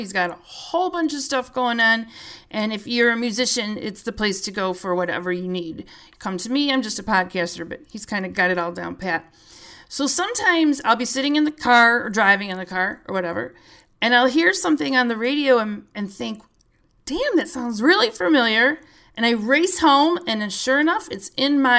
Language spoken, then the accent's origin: English; Illinois, United States; I'm from Illinois. There is nothing in Illinois either